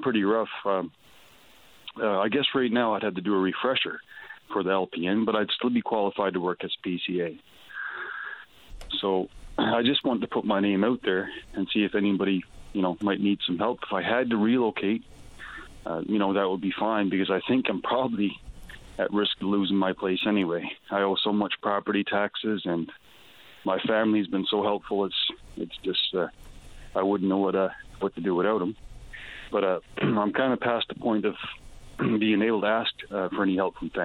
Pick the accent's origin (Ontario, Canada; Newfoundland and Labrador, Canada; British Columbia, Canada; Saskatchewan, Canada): Newfoundland and Labrador, Canada; also born or lived in Alberta; I was from Newfoundland.